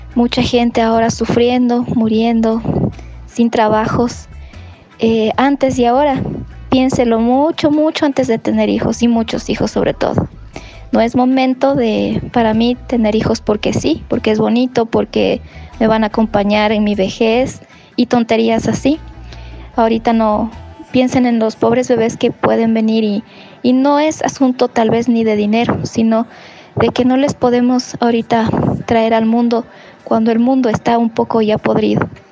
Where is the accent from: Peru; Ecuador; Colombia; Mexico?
Ecuador; Ibarra, Imbabura; yo soy de Ibarra